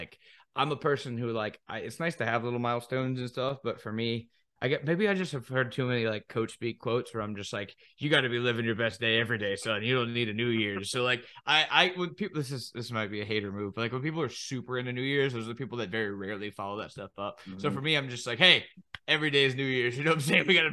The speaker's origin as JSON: {"language": "English", "area": "Cajun", "region": "Louisiana", "country": "United States", "said": "I'm a Cajun man"}